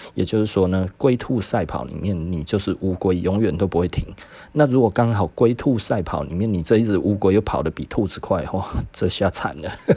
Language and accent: Chinese; Taiwan; 我们亚洲人哦，尤其我们台湾人